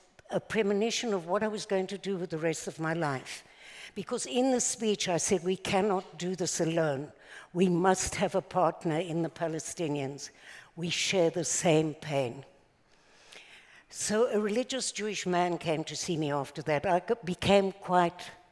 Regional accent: South Africa; now in Israel; As you probably recognize by now, I'm not exactly an Israeli accent. So I was born in South Africa

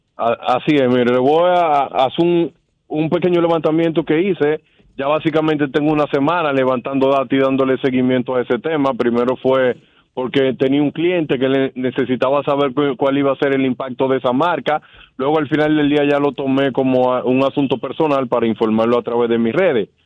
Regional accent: Dominican Republic; nosotros siendo dominicanos

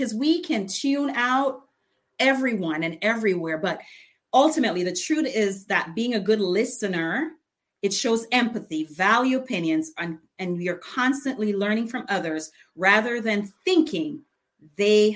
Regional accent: Jamaica; accent: patois; I'm from Jamaica. So ever so often my patois comes out

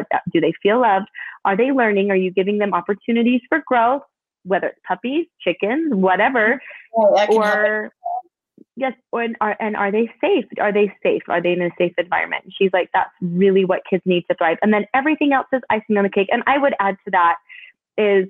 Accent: Canada; moved away; I grew up in Canada. I was born in Canada.

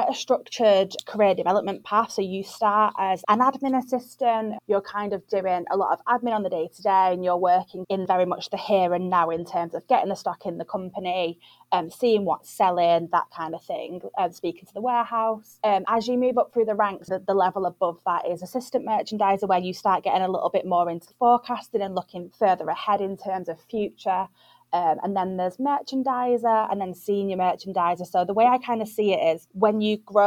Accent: Manchester, North West England, United Kingdom; also born or lived in London / Leeds / New York; I'm from Manchester and I just absolutely am the biggest advocate of the North. So moved back up North.

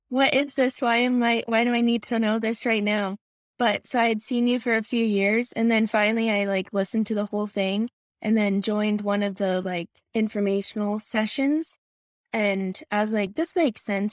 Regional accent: Michigan, United States; moved away; I'm originally from Michigan

